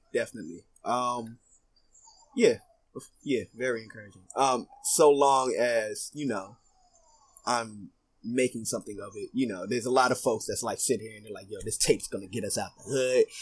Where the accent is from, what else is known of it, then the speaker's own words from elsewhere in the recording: Philadelphia, Pennsylvania, United States; I grew up in North Philly, um, Badlands